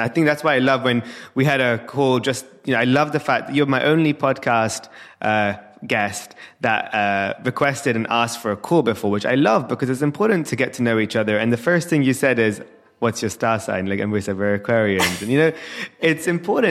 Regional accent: London, United Kingdom; born and raised in London

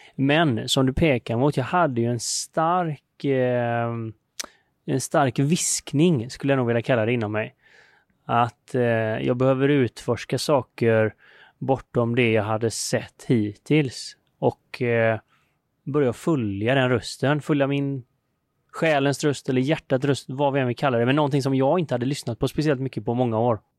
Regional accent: Sweden; now in India; hemma i Sverige

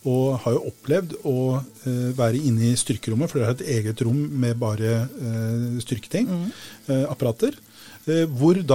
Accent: Sandefjord, Vestfold, Norway; Jeg er fra Sandfjord.

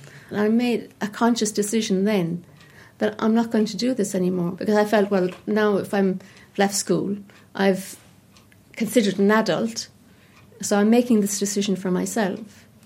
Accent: Cork, Munster, Ireland; also born or lived in London; I moved to Somerstown when I was 5, and I'm Cork born and bred. I was born in the Bonds, and you know, I'm from Cork, and I used to go to Mass on Sundays

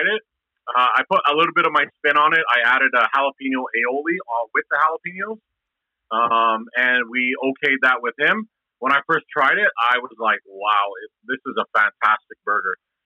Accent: Edmonton, Alberta, Canada; I was a kid growing up in Castle Downs. And actually, I grew up, it's funny, I grew up like a block away from where the restaurant is.

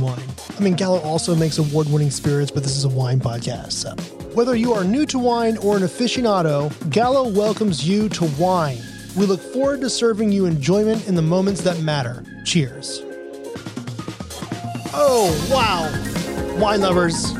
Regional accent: United States; for us as American wine consumers

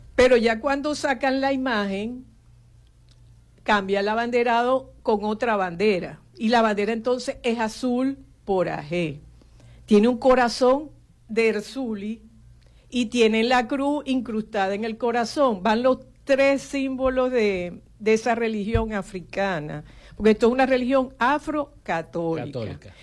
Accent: Venezuela; also born or lived in Houston; yo tuve que salir de Venezuela

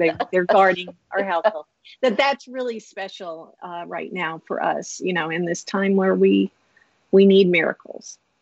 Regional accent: Blytheville, Arkansas, United States; growing up in Blytheville, Arkansas

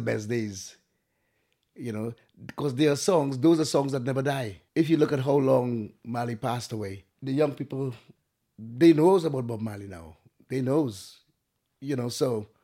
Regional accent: Tobago, Trinidad & Tobago; moved away as an adult; also born or lived in Trinidad; now in Isle of Wight, United Kingdom; I came from Trinidad and Tobago, the island of Tobago. I was born in Trinidad, but I spent most of my time in Tobago.

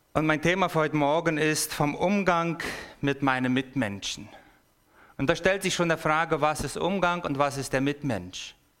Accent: Paraguay; moved away as an adult; now in Basel, Switzerland; Ich bin im Paraguay geboren und aufgewachsen. Und zwar von der Volksgruppe, die direkten Zugang zum Himmel haben, das sind die Mennoniten

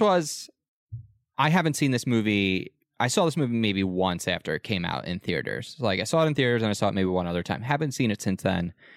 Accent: United States

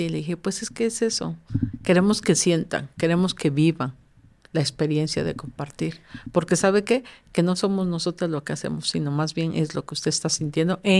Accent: Veracruz, Mexico

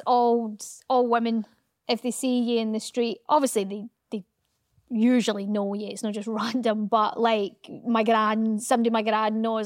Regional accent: Scotland, United Kingdom; accent: Scottish; now in England; Does my Scottish accent get a little bit more Scottish

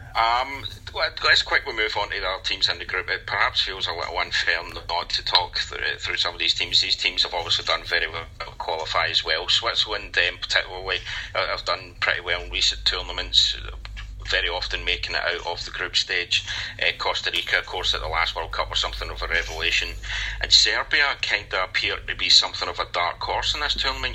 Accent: Scotland, United Kingdom; as a Scotsman

